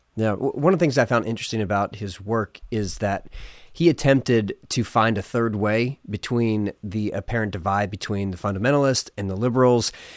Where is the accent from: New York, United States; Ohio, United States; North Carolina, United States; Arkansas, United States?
Ohio, United States; also born or lived in Philadelphia, Pennsylvania; I was born in Philadelphia, lived in a small town in Ohio when I was in middle school and high school